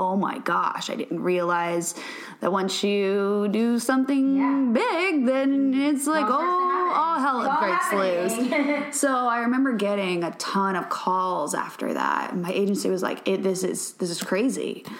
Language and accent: English; Louisiana, United States; moved away; But I moved here from Louisiana. I grew up cooking